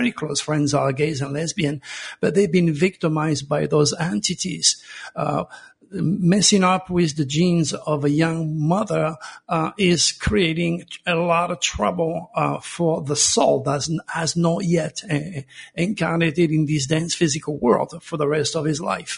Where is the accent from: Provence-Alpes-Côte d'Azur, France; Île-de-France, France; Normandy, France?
Provence-Alpes-Côte d'Azur, France; moved away; I was born in Provence under the same stars as Nostradamus